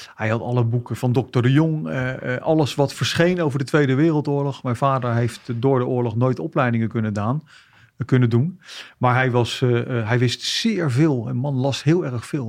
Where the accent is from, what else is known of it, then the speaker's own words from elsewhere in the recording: The Hague, South Holland, Netherlands; also born or lived in Kosovo; Opgegroeid in, in Den Haag.